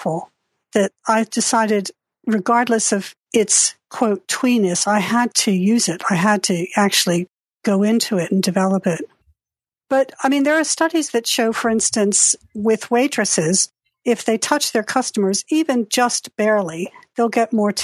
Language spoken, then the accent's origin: English; Delaware, United States; moved away as an adult; also born or lived in Britain / Japan; now in United Kingdom; I grew up in Delaware